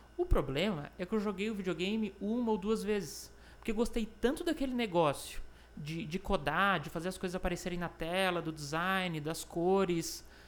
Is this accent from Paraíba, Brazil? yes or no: no; Florianópolis, Santa Catarina, Brazil; é um jovem manezinho, nasci em Florianópolis